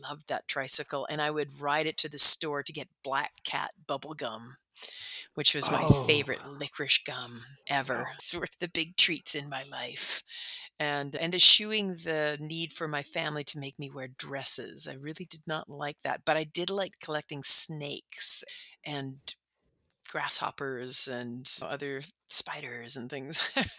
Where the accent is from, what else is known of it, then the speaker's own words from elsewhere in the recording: Calgary, Alberta, Canada; born there; now in Toronto, Canada; Originally, I was born in Calgary. We didn't live there very long. My father worked for the government. So we moved around a whole lot from city to city, from province to province.